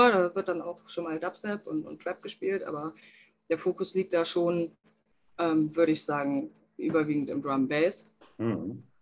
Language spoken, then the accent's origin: German; Aachen, North Rhine-Westphalia, Germany; born there; now in Cologne, Germany; Ja, nicht gebürtig. Ich komme gebürtig aus Aachen, aber ich bin jetzt mittlerweile seit acht Jahren, glaube ich, in Köln.